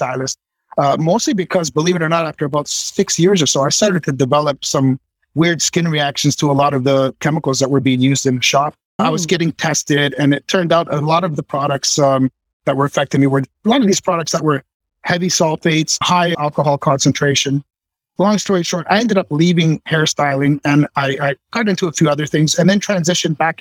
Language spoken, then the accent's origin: English; Toronto, Ontario, Canada; I was born in Toronto, and my studio is just about 30 minutes north of Toronto